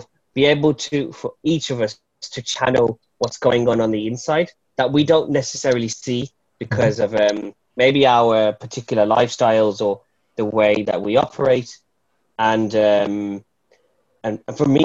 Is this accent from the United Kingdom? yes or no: yes; Wolverhampton, West Midlands, United Kingdom; I'm a poet from Wolverhampton